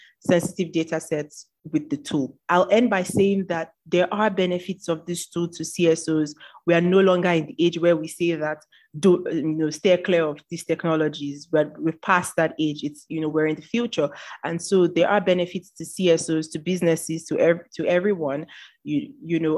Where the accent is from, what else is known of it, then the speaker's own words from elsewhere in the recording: Nigeria; I am a Nigerian.